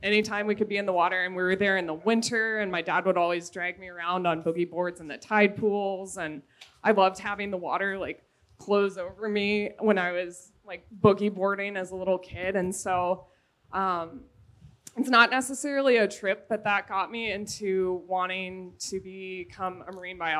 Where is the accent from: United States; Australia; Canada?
United States; Delaware; also born or lived in Colorado; now in North Shore, Hawaii, United States; we moved when I was 7 from Colorado to Delaware to be closer to family.